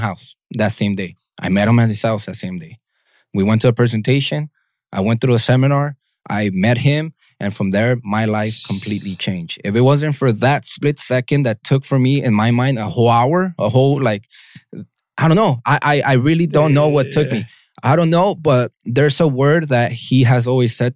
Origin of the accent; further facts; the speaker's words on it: Los Angeles, California, United States; I grew up in Southeast